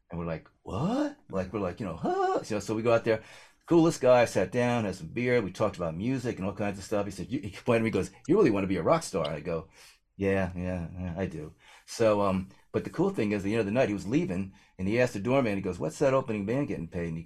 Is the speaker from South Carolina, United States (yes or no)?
no; New Jersey, United States; I'm a kid from Jersey, okay.